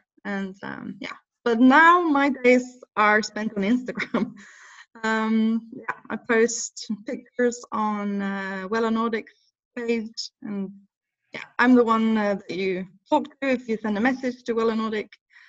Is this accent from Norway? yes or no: yes; Norway; accent: Norwegian; English is a second language; now in England; But I think when I moved to England, I really wanted to get rid of my Norwegian accent.